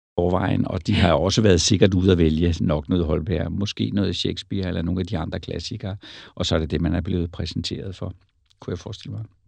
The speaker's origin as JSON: {"language": "Danish", "town": "Roskilde", "region": "Zealand", "country": "Denmark", "said": "jeg kommer fra Roskilde"}